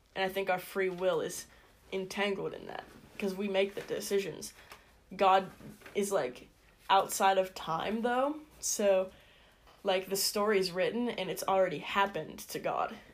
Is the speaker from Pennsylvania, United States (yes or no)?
yes; Indiana, Pennsylvania, United States; I'm from Indiana, PA. Lived here my whole life